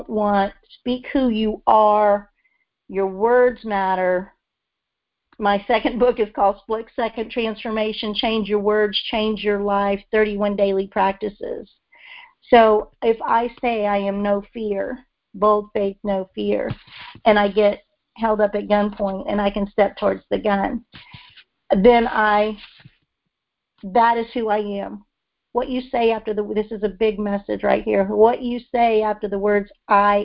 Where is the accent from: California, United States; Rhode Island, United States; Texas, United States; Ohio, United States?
Texas, United States; now in Memphis, United States; I'm from Texas